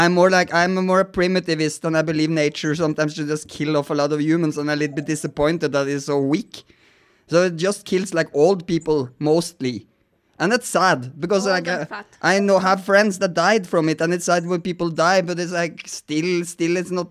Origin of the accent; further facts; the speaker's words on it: Norway; because I'm from Norway, so I know the polars are melting.